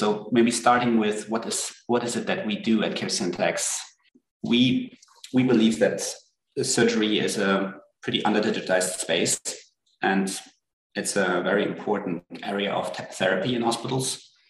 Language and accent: English; Germany; also born or lived in France / United Kingdom; So I'm originally from Germany. I grew up in Bern, half Swedish, half German actually, and spent most of my youth in Europe, in Germany, France, and the UK.